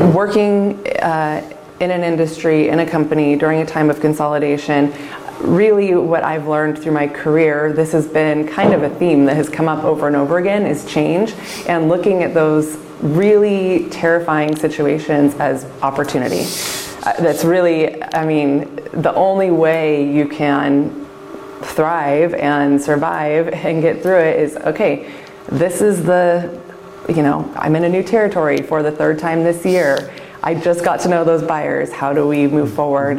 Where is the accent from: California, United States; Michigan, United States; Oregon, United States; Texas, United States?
Oregon, United States; Lake Oswego; as far away as I could get from Lake Oswego, which was my hometown, and still be within Oregon